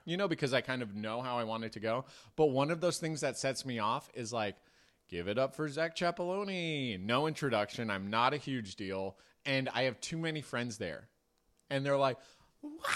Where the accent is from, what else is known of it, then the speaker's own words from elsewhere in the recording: Marin, California, United States; I grew up in Marin